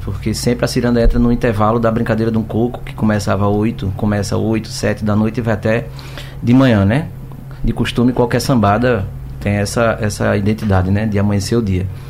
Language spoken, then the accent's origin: Portuguese; Cabo de Santo Agostinho, Pernambuco, Brazil; eu sou do Cabo Santo Agostinho